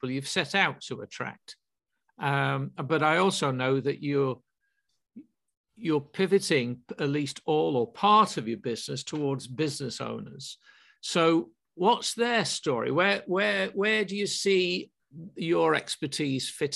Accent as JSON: {"language": "English", "town": "Manchester", "region": "North West England", "country": "United Kingdom", "tie": "born or raised there", "said": "I was brought up in Manchester"}